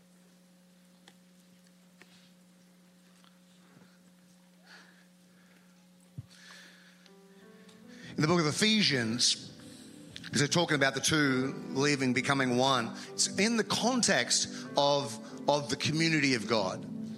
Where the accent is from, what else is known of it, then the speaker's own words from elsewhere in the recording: Australia; moved away; as an Australian